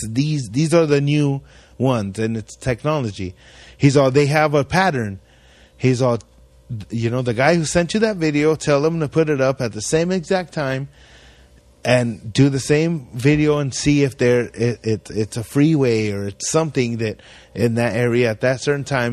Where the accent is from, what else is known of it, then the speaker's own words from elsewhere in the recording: Ridgecrest, California, United States; we grew up in Ridgecrest my whole life. I grew up in this little ass town